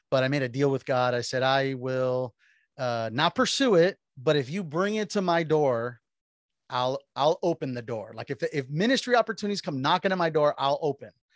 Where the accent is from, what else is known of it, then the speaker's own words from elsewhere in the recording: Miami, Florida, United States; born and raised in Miami, Florida